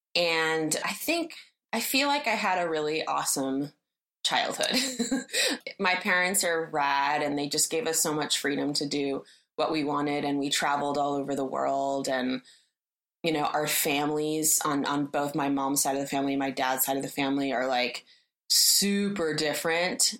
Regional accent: Berkeley, California, United States; moved away as an adult; also born or lived in Florence, Italy; I grew up in Berkeley, in Berkeley, California, which is, you know, in the Bay Area

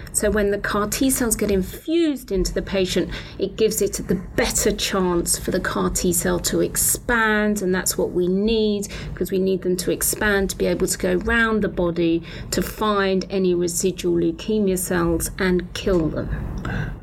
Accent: United Kingdom; accent: British; moved away; I'm British, so I trained in Britain

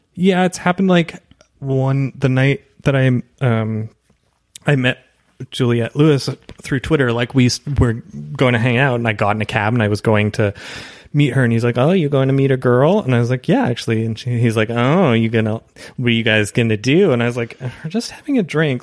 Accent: Canada; moved away as an adult; also born or lived in Toronto, Canada; now in Los Angeles, United States; as a Canadian

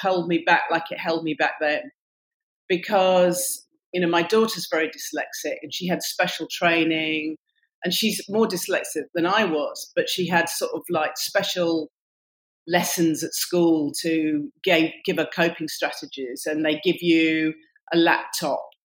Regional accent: Warrington, North West England, United Kingdom; also born or lived in Oxford; now in London, United Kingdom; I come originally from Warrington

